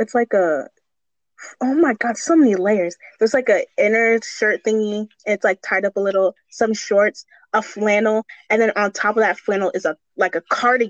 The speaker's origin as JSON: {"language": "English", "region": "Minnesota", "country": "United States", "said": "Like hey, yeah, we're Minnesotan."}